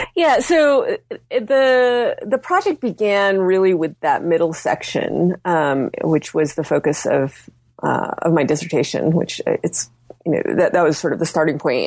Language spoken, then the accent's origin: English; United States; my being Chinese American